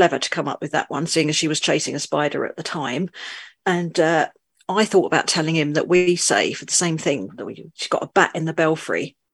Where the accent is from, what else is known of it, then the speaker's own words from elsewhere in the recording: London, United Kingdom; also born or lived in rural northern France; now in France; I'm originally from London, but I now live in the middle of nowhere, rural northern France